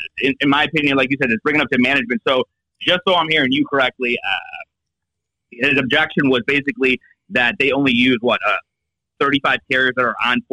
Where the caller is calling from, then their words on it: Seattle, Washington, United States; I am located in Seattle, Washington, and I work for Priority One.